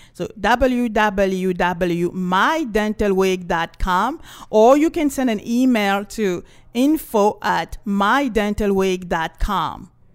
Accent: Cameroon; also born or lived in France; now in Los Angeles, United States; I was, uh, born and raised in Cameroon

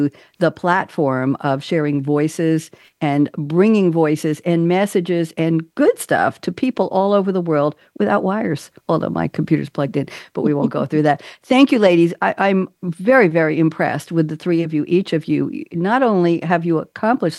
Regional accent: New York, United States; moved away; also born or lived in Eugene, Oregon / Boston; I'm a New Yorker

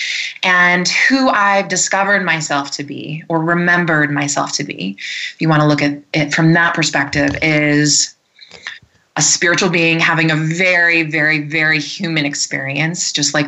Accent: Michigan, United States; also born or lived in Ohio; now in Colorado, United States; I'm from Michigan originally, but I live here in the mountains, the Rocky Mountains of Colorado

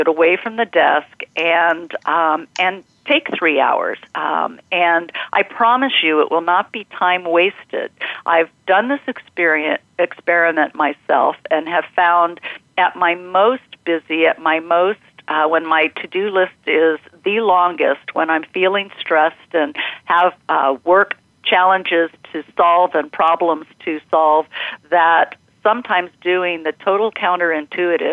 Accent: California, United States; California, where I grew up

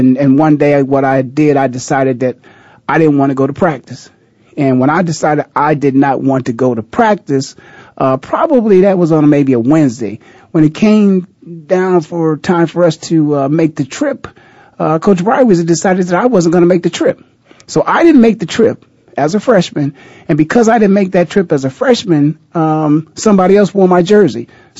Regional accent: Canton, Ohio, United States; Canton, Ohio, the Hall of Fame city, my hometown.

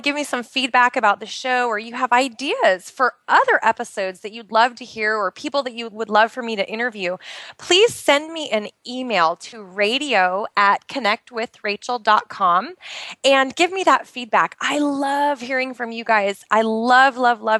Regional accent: outside of Portland, Oregon, United States; moved away as an adult; now in Bahrain; I'm originally from the United States. I actually grew up outside of Portland, Oregon

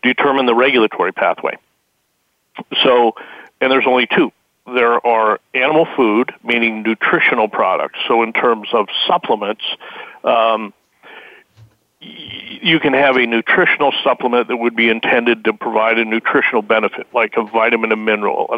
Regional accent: Wyoming, United States; I was raised in Wyoming

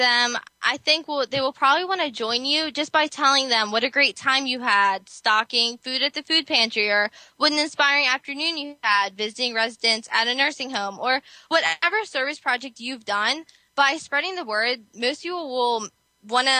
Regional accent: New Jersey, United States; I'm from New Jersey

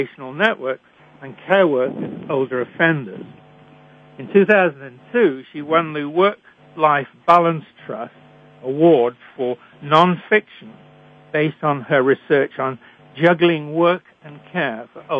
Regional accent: United Kingdom; accent: British; moved away; also born or lived in Canada; I was trained in Britain, as I'm sure you can tell from my accent

